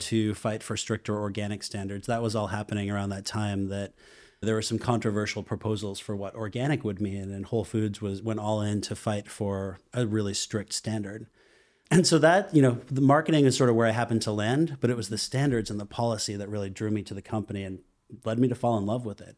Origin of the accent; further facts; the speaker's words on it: Boston, Massachusetts, United States; moved away; also born or lived in Hudson Valley / Austin; I Grew up in the Boston area.